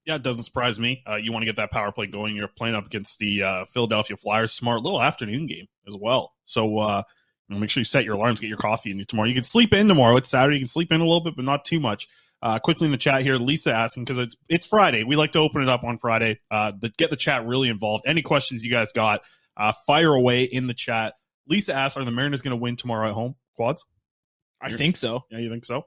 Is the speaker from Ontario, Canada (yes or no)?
no; Nanaimo, British Columbia, Canada; checking in from my hometown, the Nanaimo, BC